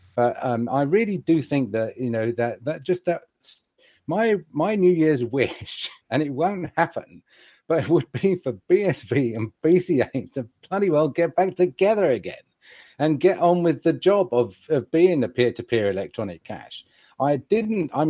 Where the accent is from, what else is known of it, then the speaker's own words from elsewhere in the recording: England, United Kingdom; as an English gentleman